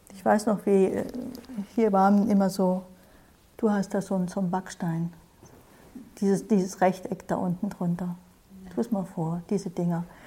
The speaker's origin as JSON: {"language": "German", "country": "Germany", "said": "Wir hier in Deutschland, ne, ich glaube, wir sind alle aus Deutschland, fast alle vielleicht, wir sind einer ganz bestimmten Art sozialisiert, geprägt"}